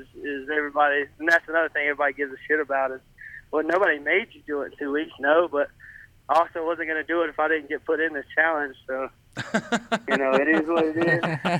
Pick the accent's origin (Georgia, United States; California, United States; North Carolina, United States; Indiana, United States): North Carolina, United States; Gold Hill; Gold Hill, North Carolina.